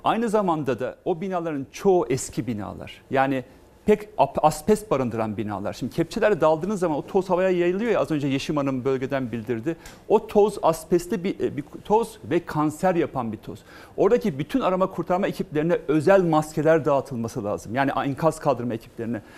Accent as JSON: {"language": "Turkish", "region": "Malatya", "country": "Turkey", "said": "Ben Malatyalıyım"}